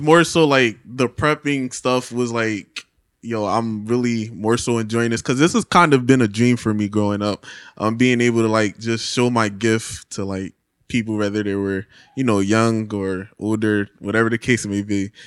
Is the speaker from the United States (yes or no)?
yes; Philadelphia, Pennsylvania, United States; Grew up in Philadelphia, P A, West Philly